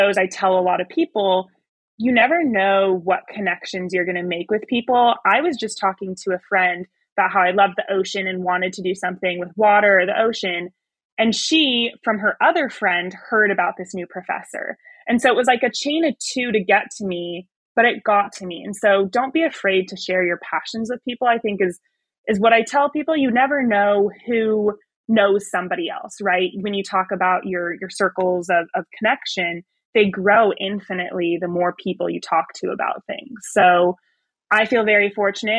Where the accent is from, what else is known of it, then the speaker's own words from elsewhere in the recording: Bay Area, California, United States; moved away as an adult; I grew up in the Bay Area along the Pacific coast